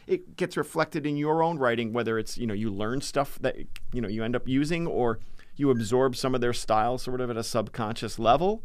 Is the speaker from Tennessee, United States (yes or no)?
no; Massachusetts, United States; Born and raised in Massachusetts.